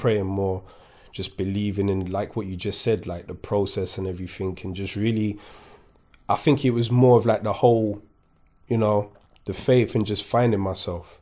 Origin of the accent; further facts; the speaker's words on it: Kingston, London, United Kingdom; English is a second language; also born or lived in Paris, France; I grew up in Kingston